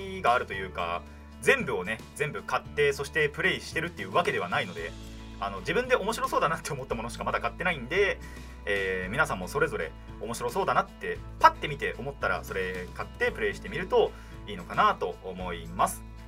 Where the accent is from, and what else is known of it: Tohoku, Japan; born or raised there; moved away